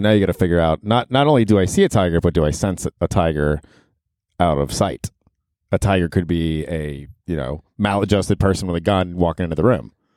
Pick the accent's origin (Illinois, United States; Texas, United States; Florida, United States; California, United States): Florida, United States; also born or lived in Ohio; we're from Ohio, but I grew up in Florida